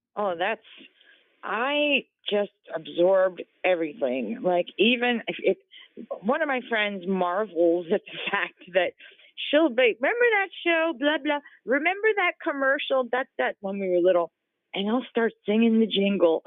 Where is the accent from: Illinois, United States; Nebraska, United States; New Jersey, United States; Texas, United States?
New Jersey, United States; moved away as an adult; also born or lived in New York City / California; I was born and raised in New Jersey, but most of my life was in New York City or out, you know, in boroughs or Hudson County, New Jersey